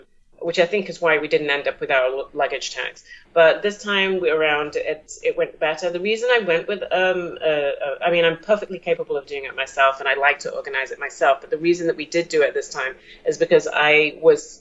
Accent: New York, United States; We're from New York

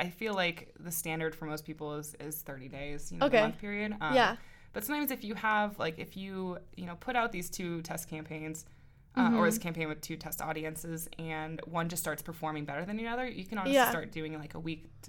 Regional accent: Spokane, Washington, United States; moved away as an adult; now in Montana, United States; I come from Spokane, Washington, which mm-hmm. is not too far away.

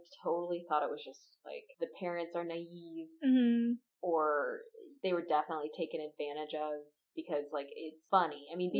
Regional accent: United States; us being American white ladies

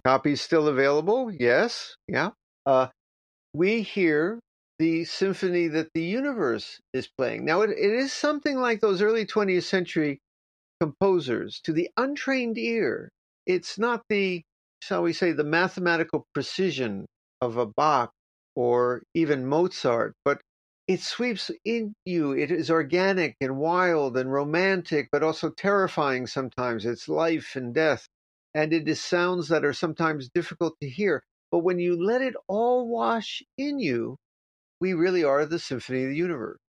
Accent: United States; I'm from America

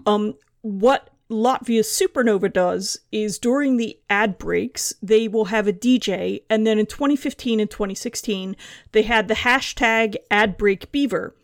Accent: United States; now in London, United Kingdom; I'm an American living in London

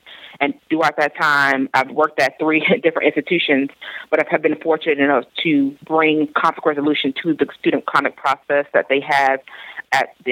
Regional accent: South Florida, United States; I'm originally from South Florida

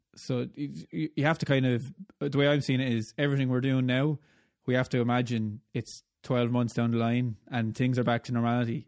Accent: Ireland; accent: Irish; the guy with the Irish accent

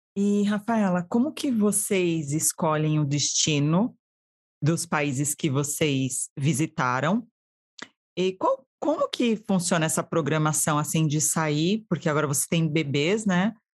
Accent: Diadema, São Paulo, Brazil; also born or lived in São Caetano do Sul; now in United States; Eu nasci em São Caetano, mas fui criada em Diadema

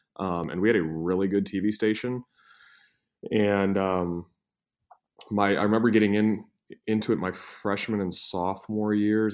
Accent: Cleveland, Ohio, United States; I'm from Cleveland

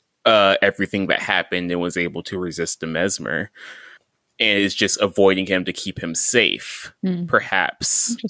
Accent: North Carolina, United States; Like, I am a North Carolinian. I am a Southerner. I am from here and I love it. And I don't know if I could ever leave.

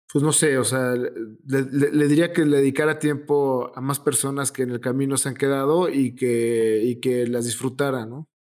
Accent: Mexico

